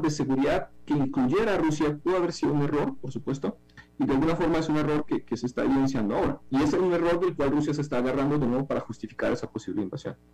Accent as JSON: {"language": "Spanish", "country": "Ukraine", "said": "Como ucraniano creo que eso no tiene ningún sentido."}